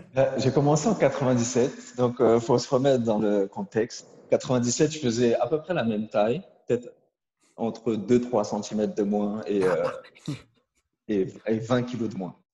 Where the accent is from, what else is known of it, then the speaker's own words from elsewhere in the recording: Créteil, Île-de-France, France; on vient de Créteil